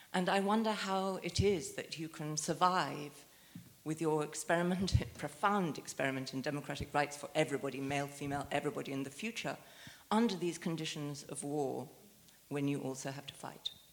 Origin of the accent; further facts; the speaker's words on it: United Kingdom; as a British woman